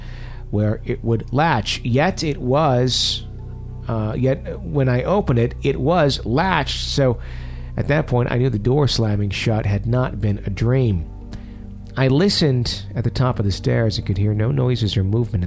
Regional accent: Fond du Lac, Wisconsin, United States; the mansion in my hometown in Fond du Lac that's close to my parents' house

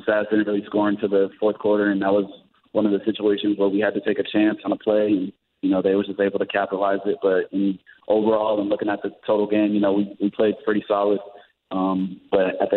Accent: Georgia, United States; moved away; I'm from Georgia

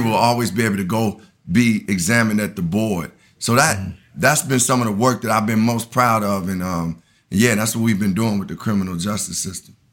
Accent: Chicago, Illinois, United States; moved away as an adult; also born or lived in Tallahassee, Florida; I grew up on the South Side of Chicago.

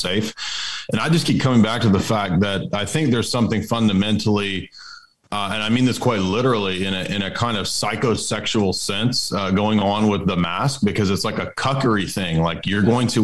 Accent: Tennessee, United States; I'm from Tennessee

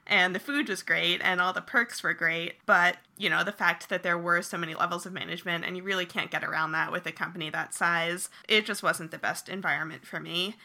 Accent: New Jersey, United States; moved away as an adult; also born or lived in Rhode Island / San Francisco; I grew up in New Jersey

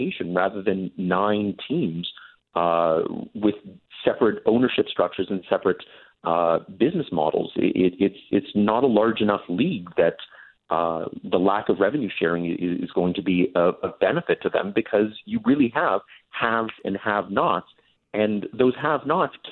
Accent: London, Ontario, Canada; I grew up in London, Ontario

